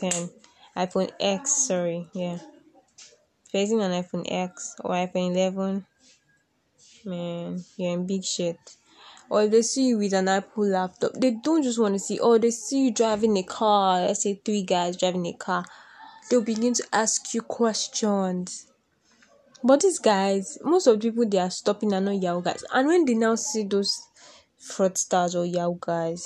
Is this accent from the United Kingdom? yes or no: no; Nigeria; I am a Nigerian, and my country has been facing a lot of crisis